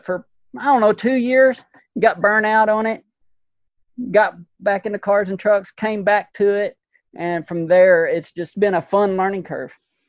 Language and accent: English; Longview, Texas, United States; I'm from Longview, Texas, currently here probably next month. I'll probably be relocating to Bossier, Louisiana for work.